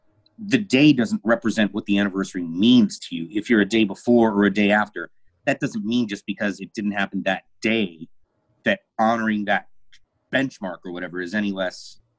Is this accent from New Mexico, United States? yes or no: yes; Albuquerque, New Mexico, United States; now in Dallas, United States; No, I'm in Dallas. I grew up in Albuquerque, though.